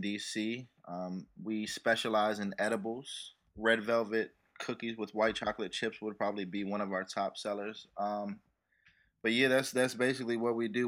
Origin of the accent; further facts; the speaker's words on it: United States; I grew up in Chil, you know, Chillum Riggs Park